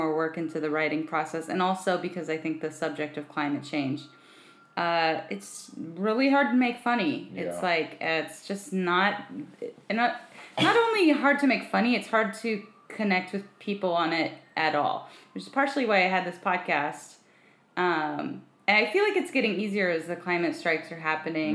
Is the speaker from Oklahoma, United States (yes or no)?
no; Cerritos, California, United States; now in Los Angeles, United States; I'm from Cerritos